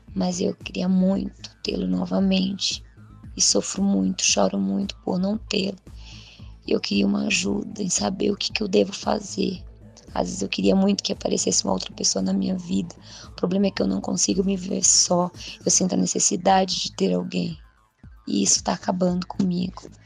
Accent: Santos, São Paulo, Brazil; moved away as an adult; now in Patos de Minas, Brazil; sou santista, litoral de São Paulo, hoje moro em Patos de Minas, moro há 10 meses

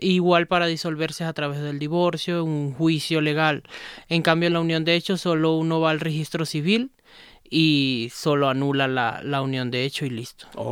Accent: Maracaibo, Zulia, Venezuela; now in Ecuador; De Venezuela, de Maracaibo, Estado Zulia

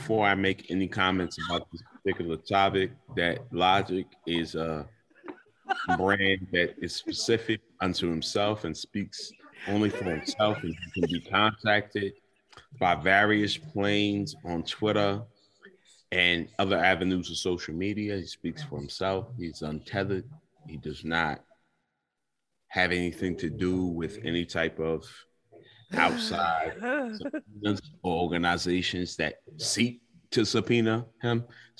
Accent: California, United States; born there; I was born in California, and I hate it because I don't know anything about it.

